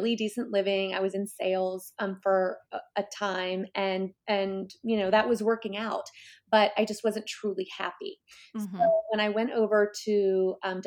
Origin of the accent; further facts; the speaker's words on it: Coral Springs, Florida, United States; also born or lived in Cleveland, Ohio; I grew up in South Florida in a town outside of Fort Lauderdale called Coral Springs, although I'm originally from Cleveland, Ohio, where most of my family remains.